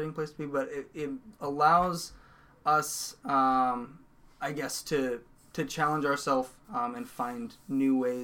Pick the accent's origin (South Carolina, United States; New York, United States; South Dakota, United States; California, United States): South Dakota, United States; Sioux Falls